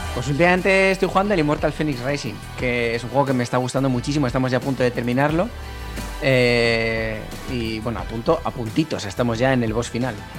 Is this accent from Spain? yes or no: yes; Basque Country, Spain; Vasco soy muy vasco, ¿eh? Muy, muy vasco